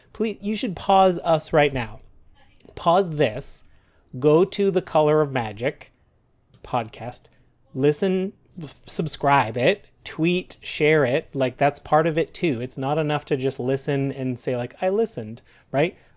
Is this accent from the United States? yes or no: no; Canada; We're proud Canadian podcasters